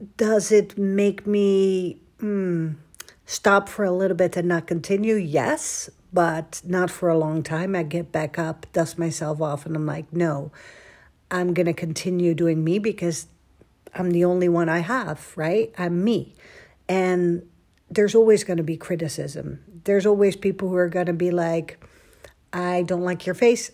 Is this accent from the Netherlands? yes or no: yes; Netherlands; moved away as an adult; now in Dallas, United States; I was born and raised in Holland for twenty-six years.